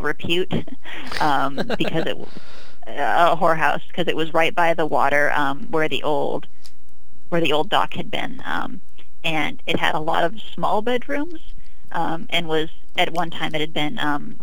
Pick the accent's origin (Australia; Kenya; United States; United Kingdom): United States; McNeil Island, Washington; my hometown is now shut down, the place where I grew up